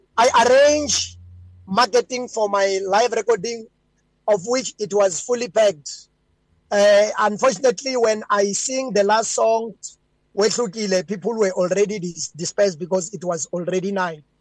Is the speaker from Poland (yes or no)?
no; Venda, Limpopo, South Africa; also born or lived in Gauteng; I'm born in Gauteng and I grew up in Limpopo, Venda, uh, in the village called Hakaku, far in the mountains